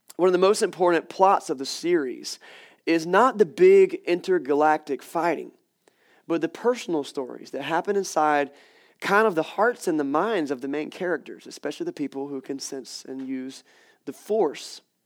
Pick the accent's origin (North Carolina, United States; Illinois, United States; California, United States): North Carolina, United States; Wilson; I grew up in Wilson, North Carolina